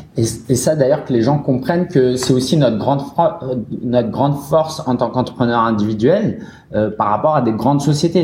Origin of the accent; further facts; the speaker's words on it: Paris, Île-de-France, France; j'ai grandi vers Belleville